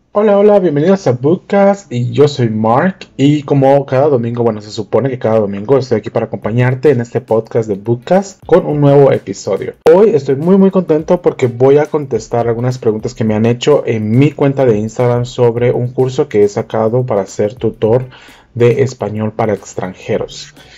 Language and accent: Spanish; Guatemala; yo soy de Guatemala